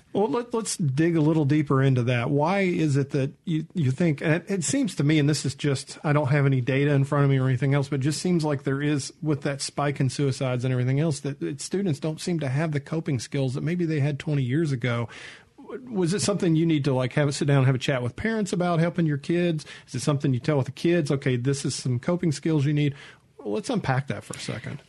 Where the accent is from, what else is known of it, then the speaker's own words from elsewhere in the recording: Mississippi, United States; I'm from Mississippi.